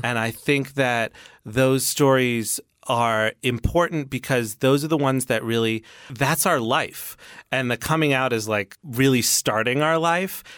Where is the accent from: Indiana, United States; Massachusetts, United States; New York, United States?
New York, United States; New York City; born and raised in New York City